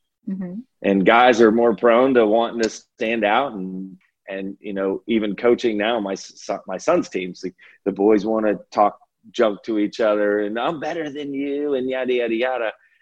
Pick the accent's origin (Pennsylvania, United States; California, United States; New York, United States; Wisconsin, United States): California, United States; if you're from New Jersey and I'm from California, we'll have differences in the way that we grew up.